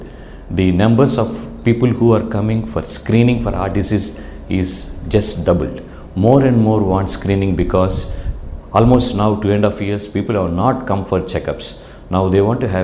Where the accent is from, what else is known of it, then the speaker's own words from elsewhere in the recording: India; Being an Indian